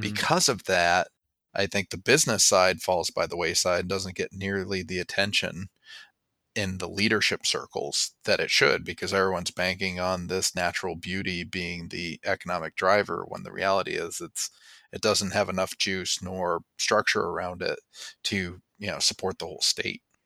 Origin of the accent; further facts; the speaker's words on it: Springfield, Vermont, United States; also born or lived in Massachusetts (North Shore) / Colorado / New Hampshire; by birth from Massachusetts, but by upbringing from Vermont